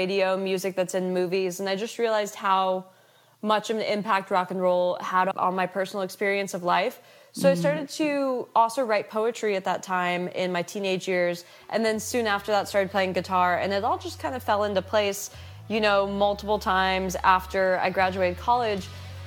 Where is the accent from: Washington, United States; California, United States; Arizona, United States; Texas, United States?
Texas, United States; Houston; moved away as an adult; also born or lived in Los Angeles / Nashville; So I'm from Houston, Texas. I grew up in Houston, Texas, and I moved out to Los Angeles at 18